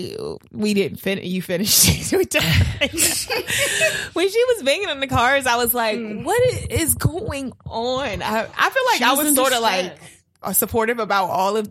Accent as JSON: {"language": "English", "town": "Baltimore", "region": "Maryland", "country": "United States", "tie": "born or raised there", "moved": "yes", "lives_now": "Los Angeles, United States", "said": "I'm from Baltimore"}